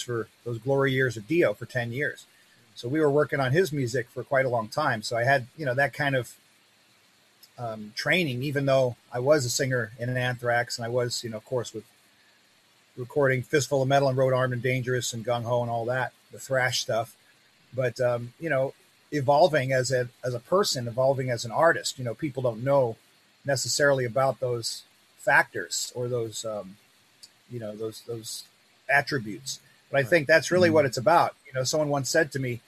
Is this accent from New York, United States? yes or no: yes; New York, United States; I'm from, you know, originally from New York.